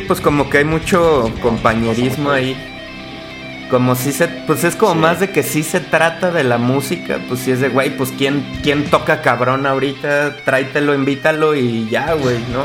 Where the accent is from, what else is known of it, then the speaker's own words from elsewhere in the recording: Uruapan, Michoacán, Mexico; yo soy de Uruapan, Michoacán, allá